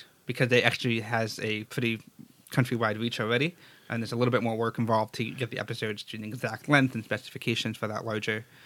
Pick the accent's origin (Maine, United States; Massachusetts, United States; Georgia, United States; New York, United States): Massachusetts, United States; Stoneham; When I was a kid, I grew up in Stoneham, Massachusetts.